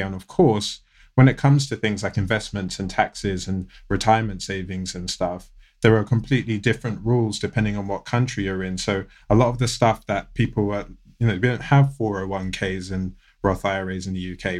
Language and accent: English; United Kingdom; born or raised there; accent: British; also born or lived in United States